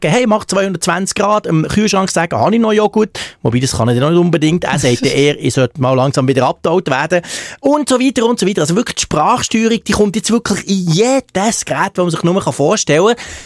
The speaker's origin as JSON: {"language": "German", "region": "Bern", "country": "Switzerland", "said": "Plus kommt ja dazu, dass ich als Berner die als Zürcher sowieso fast nicht verstehe, vom Basler werden wir"}